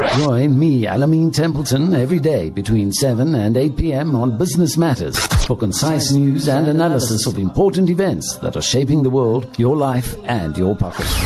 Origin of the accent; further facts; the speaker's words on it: Springs, Gauteng, South Africa; now in Lenasia, South Africa; the family that I grew up in, in Springs, my hometown